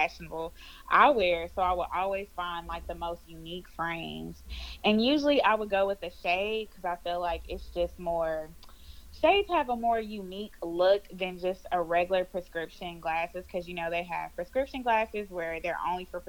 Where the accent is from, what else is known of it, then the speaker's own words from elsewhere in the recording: Houston, Texas, United States; I am from Houston, Texas, born and raised, and I still stay in Houston, Texas